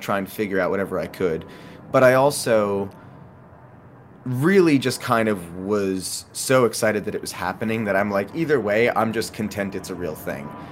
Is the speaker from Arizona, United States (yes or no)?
no; New York, United States; growing up in New York